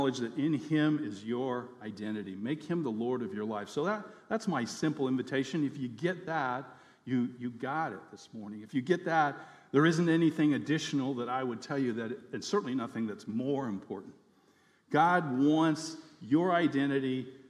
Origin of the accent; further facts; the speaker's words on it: United States; now in Fairbanks, United States; my identity as an American citizen